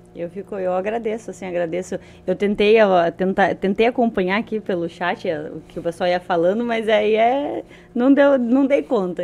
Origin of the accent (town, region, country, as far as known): Paranaguá, Paraná, Brazil